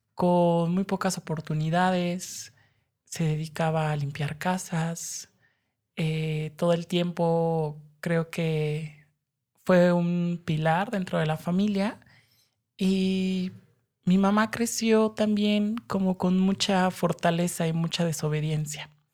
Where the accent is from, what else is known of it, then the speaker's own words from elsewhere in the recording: Mexico City, Mexico; Yo crecí acá en la Ciudad de México